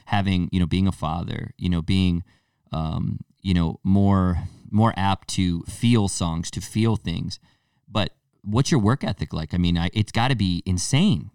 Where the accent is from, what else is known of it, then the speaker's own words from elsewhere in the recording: Torrington, Connecticut, United States; I'm from Tor-, Kin-, Torrington, Connecticut